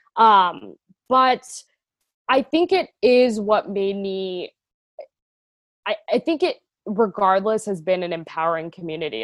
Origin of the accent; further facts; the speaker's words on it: Atlanta, Georgia, United States; moved away as an adult; also born or lived in Boston; I am originally from Atlanta, Georgia, uh, so Southern, born and raised